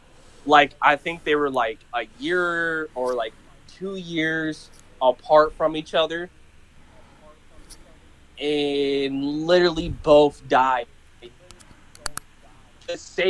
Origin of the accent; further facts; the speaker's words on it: East Coast, United States; And they want to kill me because I'm from the East Coast.